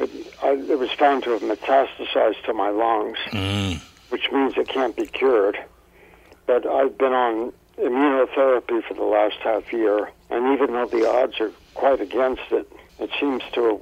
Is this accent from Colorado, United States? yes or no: yes; Colorado, United States; Originally in Colorado